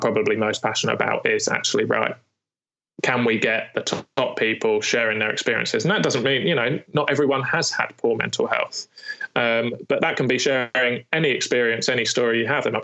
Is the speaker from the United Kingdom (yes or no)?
yes; United Kingdom; especially as British